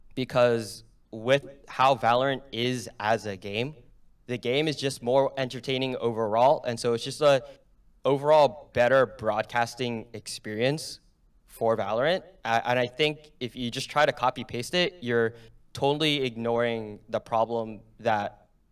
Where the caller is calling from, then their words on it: New Jersey, United States; Bergen County, New Jersey.